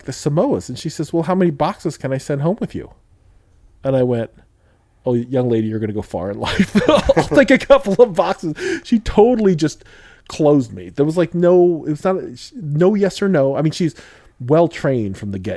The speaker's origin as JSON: {"language": "English", "region": "Midwest", "country": "United States", "tie": "born or raised there", "said": "I grew up in the Midwest"}